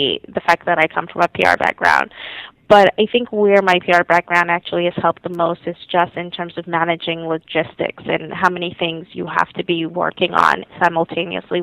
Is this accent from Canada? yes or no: no; Jamaica; moved away; I'm originally from Jamaica